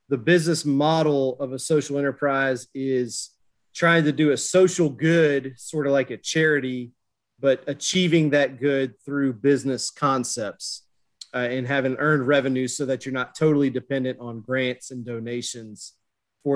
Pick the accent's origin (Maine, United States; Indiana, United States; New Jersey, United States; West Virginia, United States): West Virginia, United States; near Marshall; I grew up near Marshall football